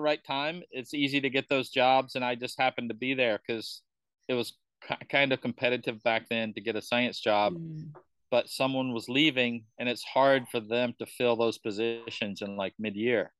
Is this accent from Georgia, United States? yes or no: yes; Georgia, United States; moved away as an adult; also born or lived in California / Kuala Lumpur, Malaysia; now in Bali, Indonesia; I'm from Georgia.